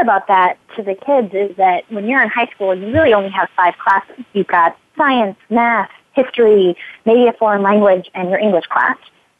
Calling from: California, United States; I'm calling you from California

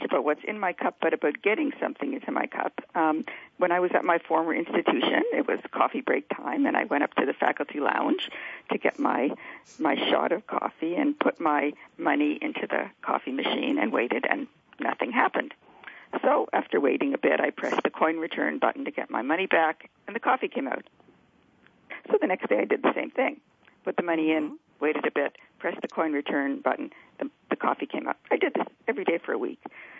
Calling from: Vancouver, British Columbia, Canada; I'm calling from rainy Vancouver.

